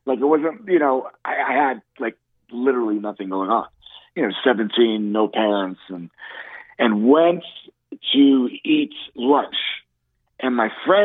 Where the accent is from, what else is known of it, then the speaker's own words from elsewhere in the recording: New York City, New York, United States; I was born in the Bronx